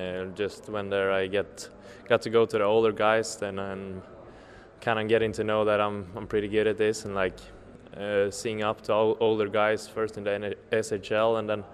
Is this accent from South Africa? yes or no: no; Linköping, Östergötland, Sweden; I come from Linköping, Östergötland.